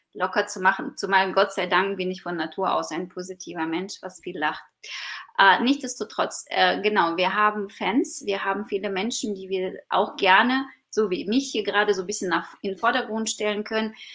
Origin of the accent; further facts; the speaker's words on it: Ukraine; German is a second language; now in Germany; ich bin gebürtige Ukrainerin